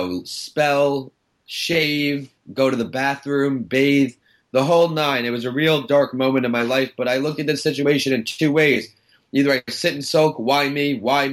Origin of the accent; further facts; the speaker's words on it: Northport, New York, United States; I grew up in Long Island, Northport, New York